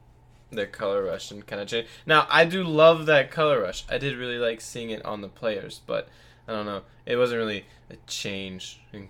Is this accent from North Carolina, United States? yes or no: yes; North Carolina, United States; we're from North Carolina